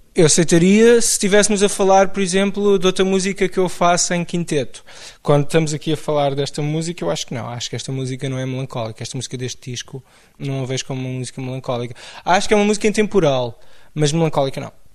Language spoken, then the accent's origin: Portuguese; Amadora, Lisbon, Portugal; also born or lived in Benfica, Lisbon; Eu cresci em Benfica e na Amadora